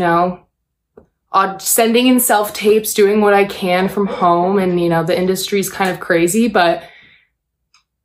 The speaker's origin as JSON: {"language": "English", "town": "Buffalo", "region": "New York", "country": "United States", "tie": "born or raised there", "moved": "yes", "said": "When I was growing up in Buffalo, I started in theater"}